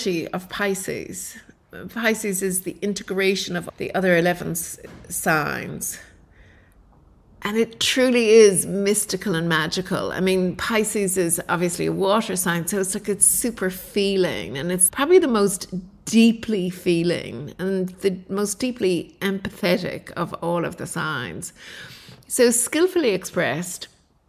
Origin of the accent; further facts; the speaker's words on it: Ireland; now in Australia; I was brought up in Ireland